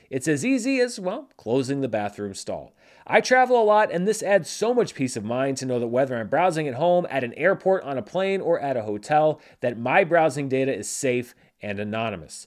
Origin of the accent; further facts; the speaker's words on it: North Little Rock, Arkansas, United States; born and raised in North Little Rock, Arkansas